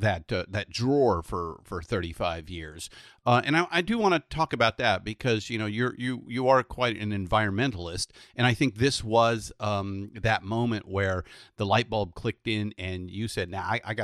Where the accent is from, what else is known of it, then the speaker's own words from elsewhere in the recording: California, United States; as a Californian